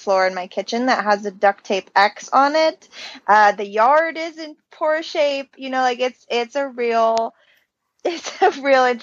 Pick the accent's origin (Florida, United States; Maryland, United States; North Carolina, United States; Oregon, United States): Oregon, United States; Canby; now in Prineville, United States; I was born and raised in Canby, Oregon, over in the valley